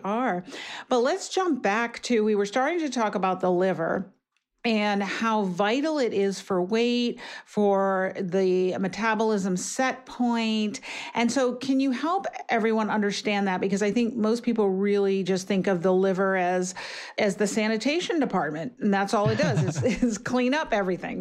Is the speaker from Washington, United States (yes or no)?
no; New York City, New York, United States; I grew up in New York City